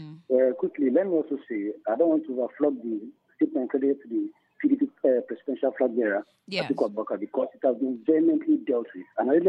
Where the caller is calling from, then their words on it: Lamingo, Plateau, Nigeria; I'm calling from Lamingo.